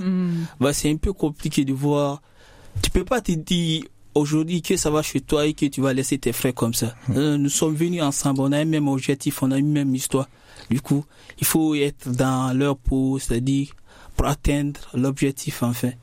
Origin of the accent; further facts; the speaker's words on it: Guinea; now in France; je viens de la Guinée-Conakry